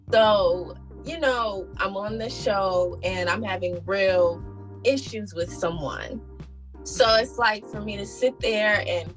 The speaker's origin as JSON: {"language": "English", "town": "New York City", "region": "New York", "country": "United States", "said": "we're both from Brooklyn"}